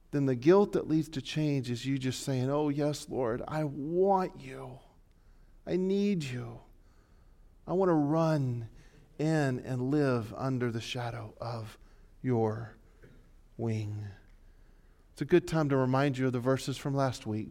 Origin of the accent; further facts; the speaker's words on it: Texas, United States; we're from Texas